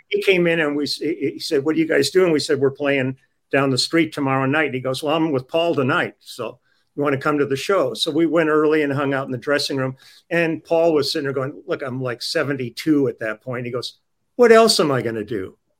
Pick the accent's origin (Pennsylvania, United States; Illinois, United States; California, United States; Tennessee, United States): California, United States; Los Angeles; I grew up on the Sunset Strip